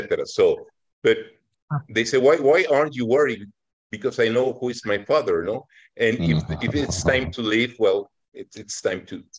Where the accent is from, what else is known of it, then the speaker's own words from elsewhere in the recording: Mexico City, Mexico; now in Atlixco, Mexico; I'm from Mexico City, but I live in Atlixco, Puebla.